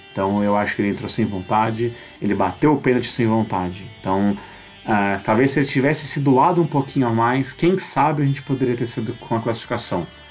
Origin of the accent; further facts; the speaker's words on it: Brazil; somos nós brasileiros